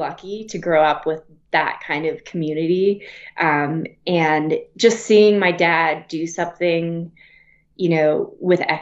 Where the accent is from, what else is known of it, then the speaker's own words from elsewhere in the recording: Wyoming, United States; also born or lived in Flagstaff, Arizona; now in Breckenridge, United States; I grew up in Wyoming